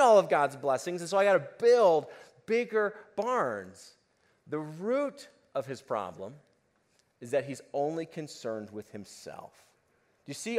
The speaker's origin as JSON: {"language": "English", "country": "United States"}